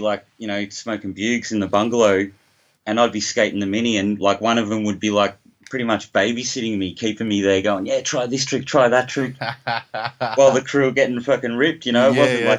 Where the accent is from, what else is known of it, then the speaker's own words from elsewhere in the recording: Footscray, Victoria, Australia; born there; Well, just, I was born in Footscray, first of all.